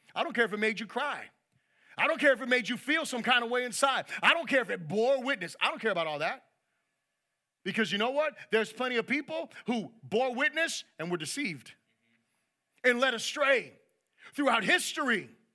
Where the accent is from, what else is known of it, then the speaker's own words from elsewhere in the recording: United States; I'm proud to be an American